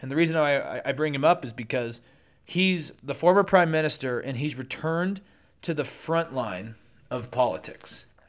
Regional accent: United States; as an American, as a non-Brit

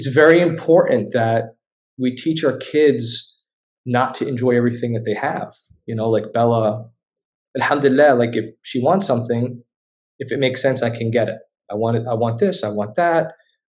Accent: Jerusalem, Palestine; I'm from Jerusalem. Oh, I love Israel, dude. Like, yeah. I'm like, no, man, I'm Palestinian, you know

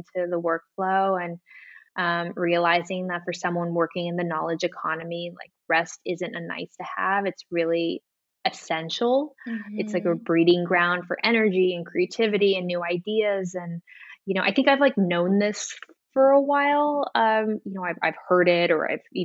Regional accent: Guam; moved away as an adult; also born or lived in San Francisco, California, United States; now in Amsterdam, Netherlands; I was born in San Francisco. My mother's from Guam, my father's from Italy. They split up when I was young, around 8, and I moved to Guam

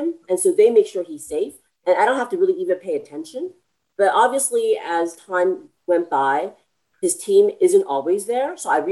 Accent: United States; I'm from America

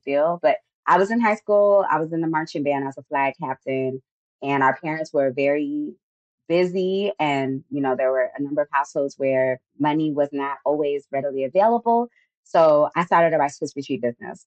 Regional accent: Miami, Florida, United States; moved away as an adult; now in Atlanta, United States; I was born and raised in Miami, Florida, but currently live outside of Atlanta, Georgia

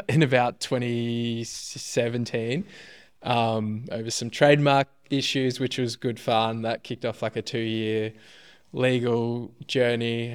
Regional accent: Melbourne, Victoria, Australia; I was born in Melbourne, Upper Fir Tree Gully, to be specific.

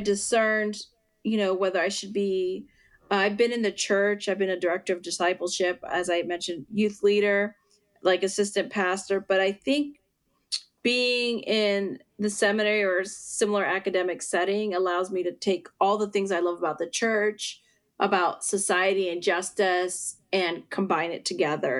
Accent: western northwestern Pennsylvania, United States; also born or lived in Puerto Rico; I grew up most of um, my life in western northwestern Pennsylvania, where my dad's from

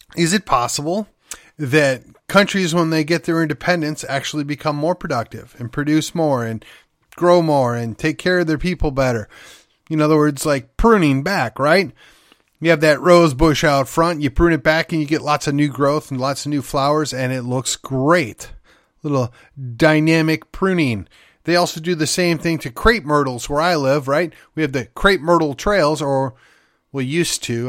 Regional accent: United States; we as Americans, particularly white Americans

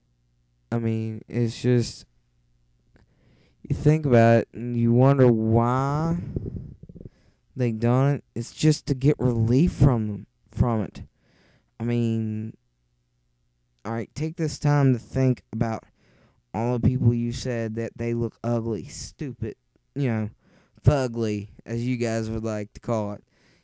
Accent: West Virginia, United States; accent: thick; moved away; originally, yes, I'm from West Virginia. And if you can't understand my accent, I know it's thick

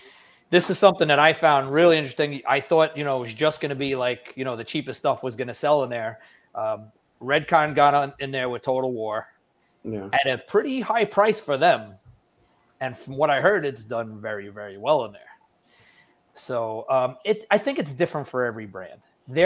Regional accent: New York, United States; now in New Jersey, United States; New York. I live in New Jersey now, but I'm from New York.

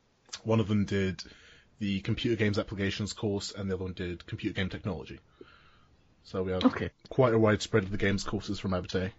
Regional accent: Scotland, United Kingdom; we're Scottish

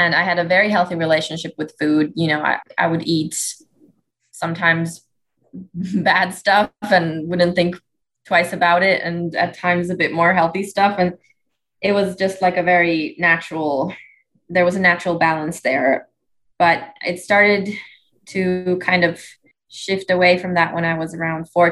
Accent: Helsinki, Uusimaa, Finland; moved away as an adult; now in Atlanta, United States; I'm originally from Helsinki, Finland

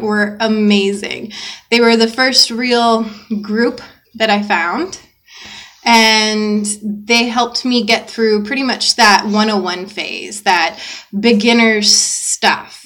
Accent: the South, United States; now in Phoenix, United States; I grew up in the South

